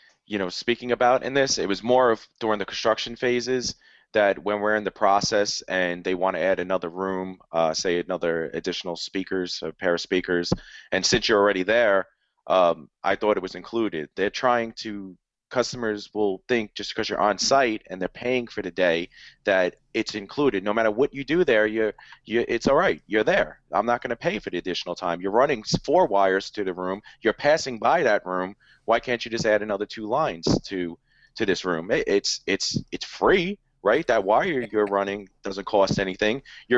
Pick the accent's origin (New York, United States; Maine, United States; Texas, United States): New York, United States; that's pretty funny, because I'm from New York.